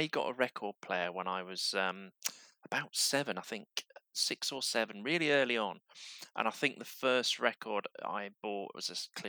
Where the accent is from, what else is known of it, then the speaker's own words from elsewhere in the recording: Barnsley, Yorkshire and the Humber, United Kingdom; growing up in Barnsley